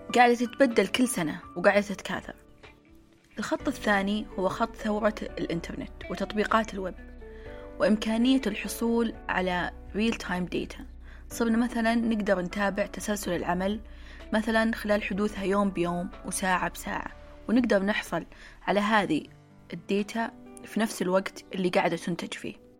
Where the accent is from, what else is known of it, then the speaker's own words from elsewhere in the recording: Saudi Arabia; تشبه محلات الدانوب وابن داود عندنا في السعودية